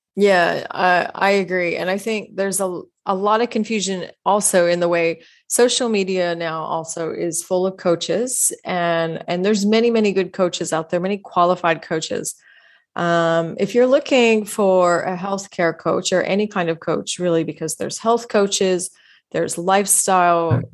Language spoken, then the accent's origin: English; Texas, United States; I grew up in Texas